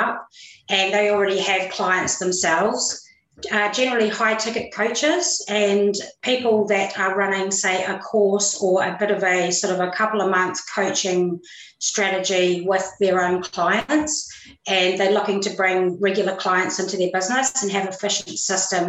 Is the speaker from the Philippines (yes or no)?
no; New Zealand; I'm actually a Kiwi. I'm from New Zealand.